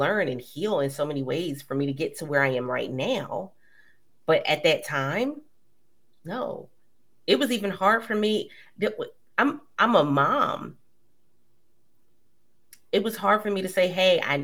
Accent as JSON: {"language": "English", "town": "Philadelphia", "region": "Pennsylvania", "country": "United States", "moved": "as an adult", "lives_now": "Maryland, United States", "said": "I was originally from Philly."}